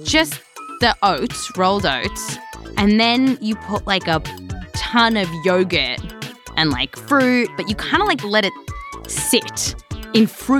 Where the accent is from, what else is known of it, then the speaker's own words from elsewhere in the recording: Australia; I'm from Australia.